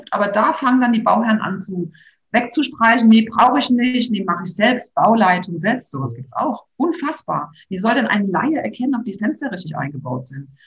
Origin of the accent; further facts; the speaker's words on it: Rhineland-Palatinate, Germany; Rheinhessen und ich weiß, ich, ich kenne hier so viele Grundstücke, die tatsächlich noch zu erwerben sind.